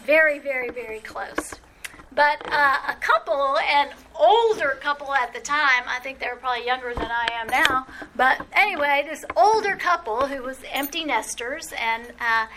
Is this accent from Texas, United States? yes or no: no; New Orleans, Louisiana, United States; I grew up in New Orleans